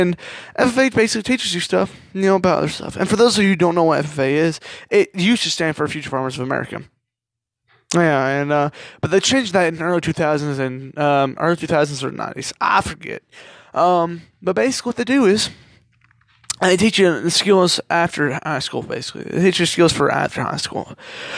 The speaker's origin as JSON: {"language": "English", "region": "Kentucky", "country": "United States", "said": "I'm 17, and I come from Kentucky"}